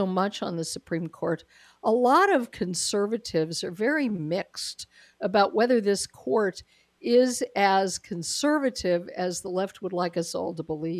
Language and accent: English; Colorado, United States; moved away; I am originally from Colorado